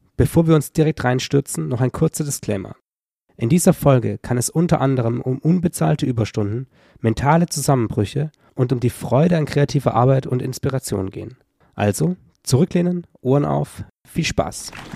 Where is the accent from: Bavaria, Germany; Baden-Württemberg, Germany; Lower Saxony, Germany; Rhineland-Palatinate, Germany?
Baden-Württemberg, Germany; Stuttgart area; moved away; ich bin ja auch im Umfeld quasi aufgewachsen